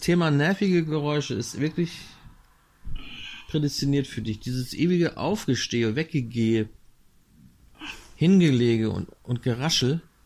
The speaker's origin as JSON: {"language": "German", "region": "Northern Germany", "country": "Germany", "tie": "born or raised there", "said": "Ich bin hier im Norden aufgewachsen"}